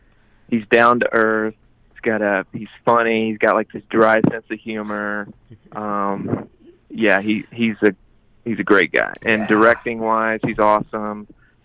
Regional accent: Lake Wylie, South Carolina, United States; also born or lived in Savannah, Georgia; I was born in Savannah, Georgia, but I grew up in Lake Wylie, South Carolina.

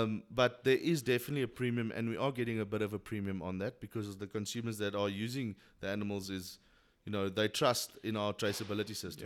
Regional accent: Queenstown, Eastern Cape, South Africa; I was born and bred in Queenstown

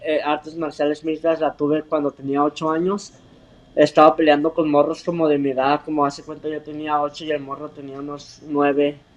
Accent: Mexico; y ya sabes como somos los mexicanos que no nos rajamos en nada

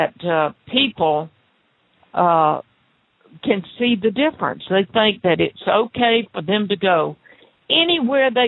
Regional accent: the South, United States; accent: southern; southern accent like me

